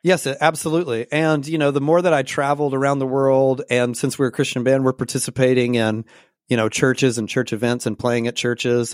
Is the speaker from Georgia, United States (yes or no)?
yes; Georgia, United States; also born or lived in Portland, Oregon; now in Pacific Northwest, United States; my church on a regular basis in Georgia